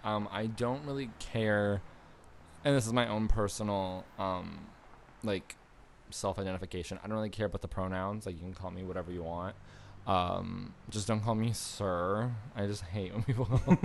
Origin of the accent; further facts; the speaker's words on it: Niagara Falls, Ontario, Canada; moved away; I was born in Niagara Falls, Canada